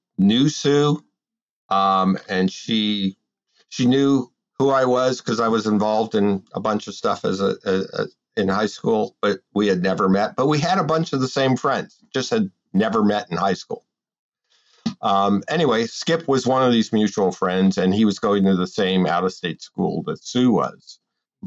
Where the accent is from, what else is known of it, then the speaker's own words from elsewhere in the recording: Tucson, Arizona, United States; also born or lived in Brooklyn, New York; So I grew up in Tucson, Arizona. I was born in Brooklyn, New York. We moved out to Tucson when I was 364 days old.